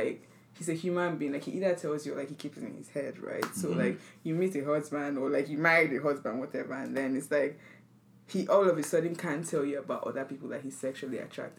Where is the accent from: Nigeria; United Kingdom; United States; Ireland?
Nigeria; we're all from Nigeria